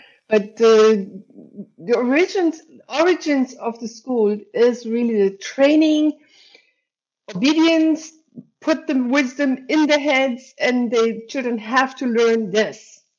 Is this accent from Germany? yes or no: yes; Germany; now in Hamburg, Germany; Germany, and then I moved to Hamburg, and that's where I live since.